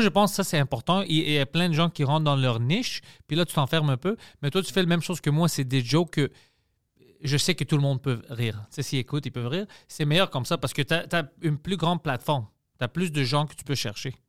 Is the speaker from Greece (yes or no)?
yes; Greece; accent: Greek; French is a second language; mon accent d'être grec